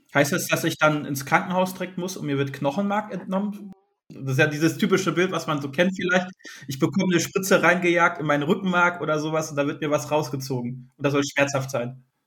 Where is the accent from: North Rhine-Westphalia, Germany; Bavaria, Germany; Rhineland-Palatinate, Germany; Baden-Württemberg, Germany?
North Rhine-Westphalia, Germany; near Essen and Düsseldorf; Und ich komme hier aus der Region NRW bei Essen und Düsseldorf